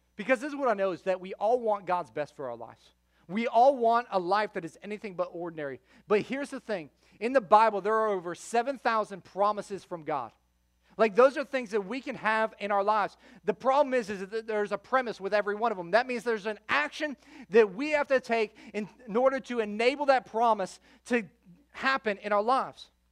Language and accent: English; Florida, United States; also born or lived in Chicago, Illinois; I grew up between Fort Myers and the Sarasota Bradenton area for most of my childhood. I'm originally from Chicago